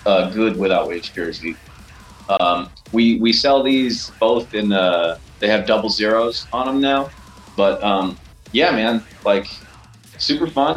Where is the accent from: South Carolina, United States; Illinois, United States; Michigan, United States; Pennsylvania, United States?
Illinois, United States; Chicago; we're from Chicago